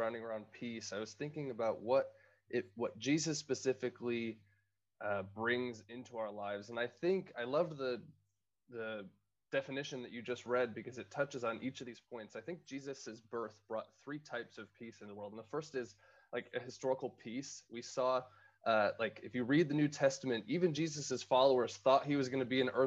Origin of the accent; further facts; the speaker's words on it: Syracuse, New York, United States; I'm from Syracuse